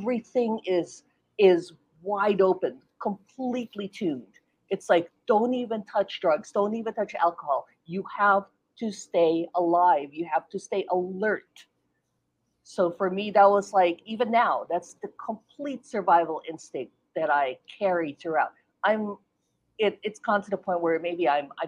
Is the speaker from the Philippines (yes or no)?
yes; Philippines; now in United States; I was born in the Philippines, so when I moved here to the U.S.